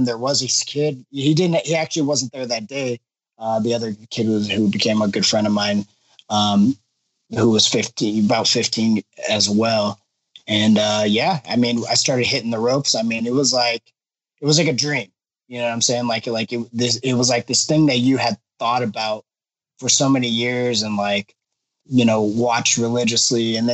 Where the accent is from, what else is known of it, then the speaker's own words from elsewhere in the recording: Los Angeles, California, United States; I grew up in Los Angeles